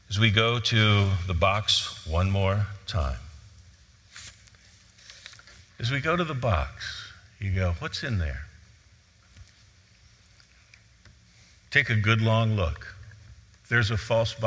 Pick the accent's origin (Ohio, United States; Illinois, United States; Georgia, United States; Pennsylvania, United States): Ohio, United States; Cleveland; I grew up in Cleveland.